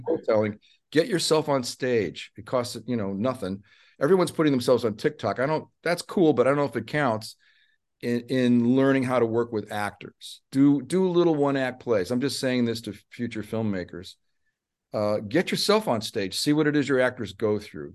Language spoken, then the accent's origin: English; Chicago, Illinois, United States; I'm from Chicago